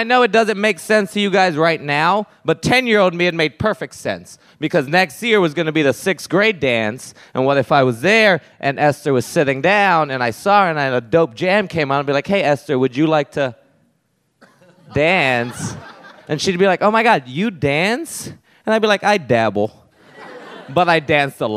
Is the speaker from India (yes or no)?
no; Puerto Rico; growing up in Puerto Rico